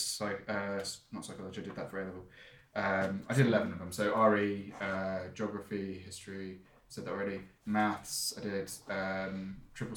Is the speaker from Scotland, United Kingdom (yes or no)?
no; Surrey, South East England, United Kingdom; I am from Surrey, I've got a really good education